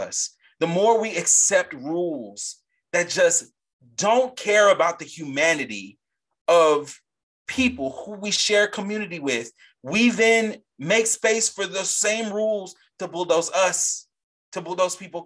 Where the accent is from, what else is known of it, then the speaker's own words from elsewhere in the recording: a Gulf of Mexico state, Gulf Coast, United States; the Gulf of Mexico, right next to my home state